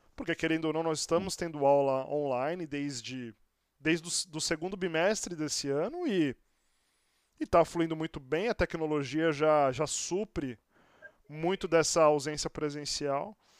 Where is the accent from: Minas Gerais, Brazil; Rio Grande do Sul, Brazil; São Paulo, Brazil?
São Paulo, Brazil; Santos; now in São Paulo, Brazil; eu sou de Santos, estou aqui em São Paulo já há quase 20 anos